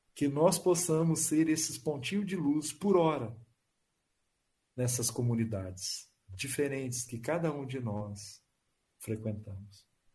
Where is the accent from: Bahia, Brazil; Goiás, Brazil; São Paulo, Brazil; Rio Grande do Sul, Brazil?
Bahia, Brazil; Porto Seguro; Eu sou da região de Porto Seguro